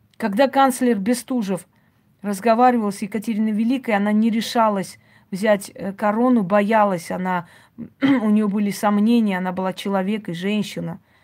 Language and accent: Russian; Georgia; now in Moscow, Russia; Я лично родилась в Грузии